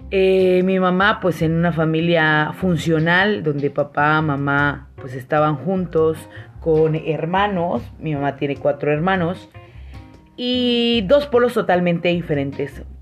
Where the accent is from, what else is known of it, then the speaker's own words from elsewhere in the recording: San Cristóbal de las Casas, Chiapas, Mexico; now in -; y en San Cristóbal, de donde soy originaria. Mis papás viven allá.